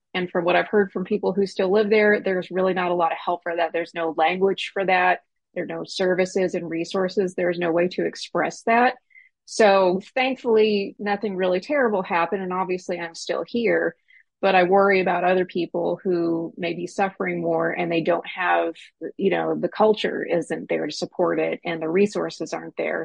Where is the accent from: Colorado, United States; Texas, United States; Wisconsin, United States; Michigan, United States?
Texas, United States; Snyder; was raised in a rural West Texas town called Snyder. It's between Lubbock and Abilene